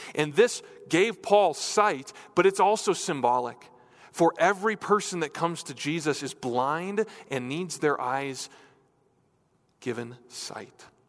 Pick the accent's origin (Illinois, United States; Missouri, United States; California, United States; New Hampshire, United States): New Hampshire, United States; moved away; I grew up in New Hampshire, in New England.